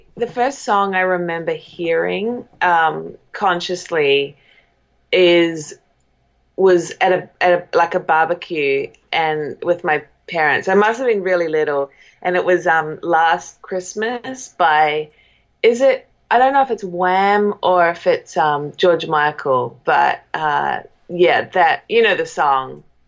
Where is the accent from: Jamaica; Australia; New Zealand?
New Zealand; now in Echo Park, United States; I'm a New Zealander